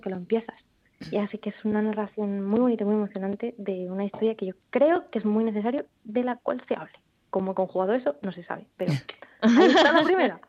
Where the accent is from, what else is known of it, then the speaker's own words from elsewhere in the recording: Rivas-Vaciamadrid, Community of Madrid, Spain; moved away as an adult; now in Oviedo, Spain; yo de Rivas, de Madrid